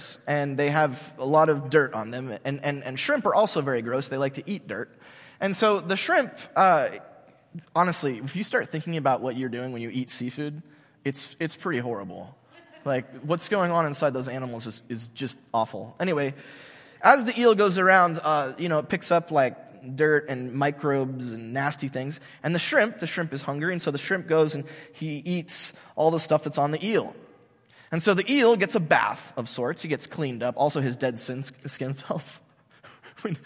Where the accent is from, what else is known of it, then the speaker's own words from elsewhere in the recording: United States; I'm an American, because I'm part of this country